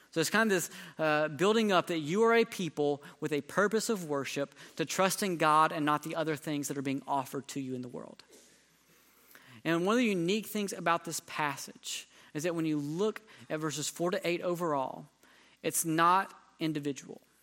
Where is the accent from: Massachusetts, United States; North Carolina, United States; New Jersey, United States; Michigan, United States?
North Carolina, United States; now in Texas, United States; I grew up in North Carolina